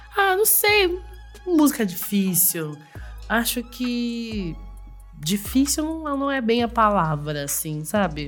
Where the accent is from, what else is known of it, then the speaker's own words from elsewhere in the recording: Jacareí, São Paulo, Brazil; moved away as an adult; now in São Paulo, Brazil; eu sou de Jacareí, né? Não sou daqui de São Paulo